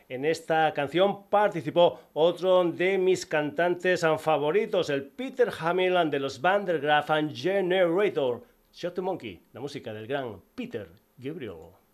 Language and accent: Spanish; Spain; como el Guadiana de mi tierra